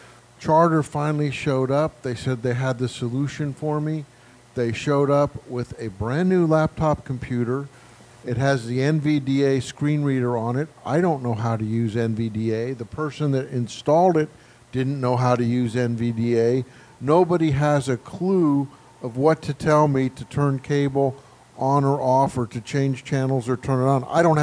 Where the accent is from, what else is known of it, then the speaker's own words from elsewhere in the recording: Florida, United States; I'm also from Florida.